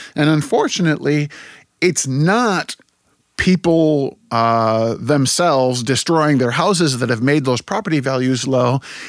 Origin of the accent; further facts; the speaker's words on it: Germany; also born or lived in United States; I grew up partly in Germany and partly in the U.S. I have a dual citizenship.